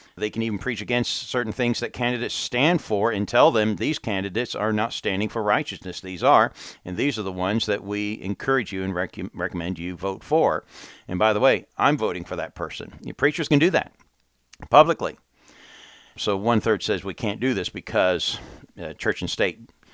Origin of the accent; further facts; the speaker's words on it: United States; come back to my home country and warn my countrymen